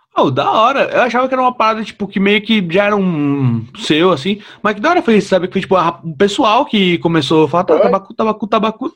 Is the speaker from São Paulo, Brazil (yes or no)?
yes; São Paulo, Brazil; Eu sou de São Paulo, eu nunca fiz nada fora de São Paulo.